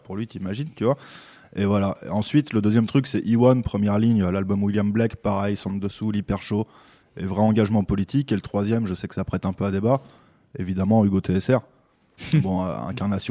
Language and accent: French; Belgium; now in France; je suis naturalisé français, je suis belge à la base.